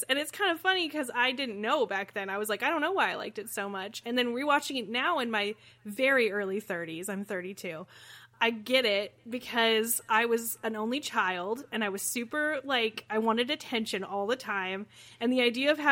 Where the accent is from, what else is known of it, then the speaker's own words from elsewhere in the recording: Midwest, United States; Midwesterners love the Trailer Park Boys because we also live in trailer parks